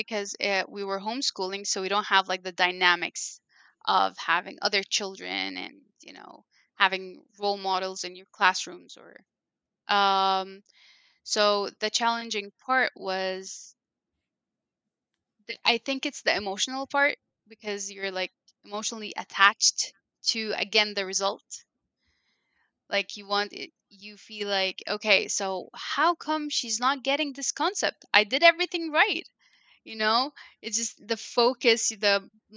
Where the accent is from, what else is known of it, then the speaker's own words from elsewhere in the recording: Cairo, Cairo Governorate, Egypt; first language Arabic (Egyptian Arabic); English is a second language; moved away as an adult; now in Columbus, United States; I was born and raised in Egypt, which is a Middle Eastern country, and they talk Arabic, but it's an Egyptian